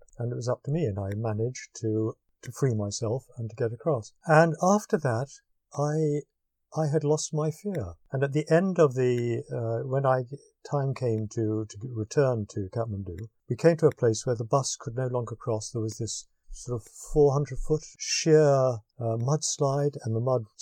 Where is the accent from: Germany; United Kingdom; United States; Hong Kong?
United Kingdom; I am British